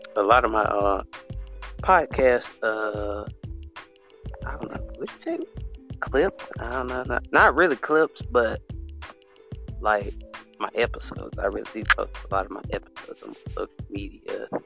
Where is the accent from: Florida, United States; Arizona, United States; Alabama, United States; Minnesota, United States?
Alabama, United States; I'm from America, but I'm from Alabama, basically, a little small state